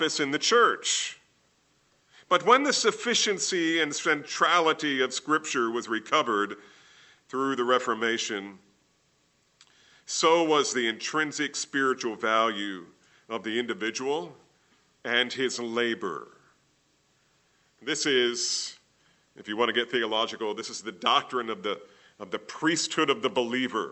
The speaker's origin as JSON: {"language": "English", "region": "New Jersey", "country": "United States", "tie": "born or raised there", "said": "I grew up in New Jersey"}